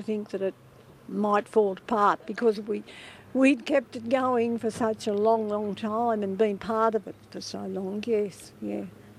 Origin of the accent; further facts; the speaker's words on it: New South Wales, Australia; moved away as an adult; also born or lived in Launceston, Tasmania; now in King Island, Australia; growing up in New South Wales, I wasn't real keen on leaving up there and coming down here, but I found out it's quite a nice place.